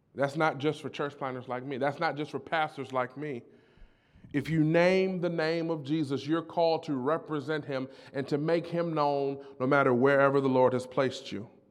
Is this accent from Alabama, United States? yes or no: no; Detroit, Michigan, United States; I was born and raised in Detroit